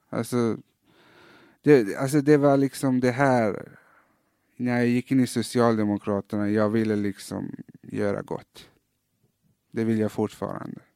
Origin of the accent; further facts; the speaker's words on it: Malmö, Skåne, Sweden; also born or lived in Iran; när jag växte upp i Fosie